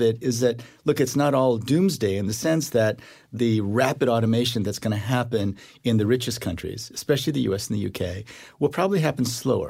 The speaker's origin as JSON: {"language": "English", "country": "South Korea", "tie": "born there", "said": "Because South Korea, when I was born in 1959 in South Korea, the World Bank would not give a loan to South Korea"}